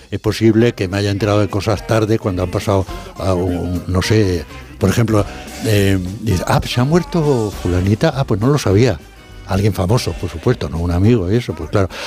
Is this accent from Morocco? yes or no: yes; Morocco; moved away; Yo que nací en, en Marruecos también he vivido 20 años allí